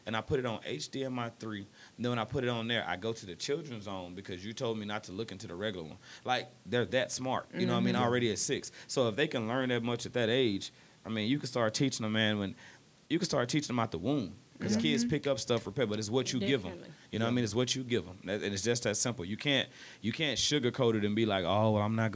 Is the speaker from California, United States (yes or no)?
no; Midland-Odessa, Texas, United States; I moved from Midland, Odessa. I was born here, moved to Midland, Odessa, moved back